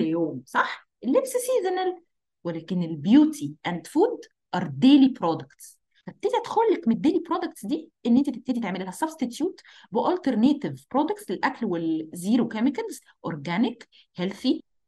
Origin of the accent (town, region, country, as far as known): Egypt